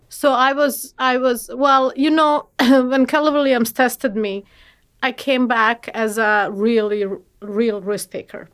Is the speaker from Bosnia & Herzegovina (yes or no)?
yes; Bosnia & Herzegovina; moved away; I'm from Bosnia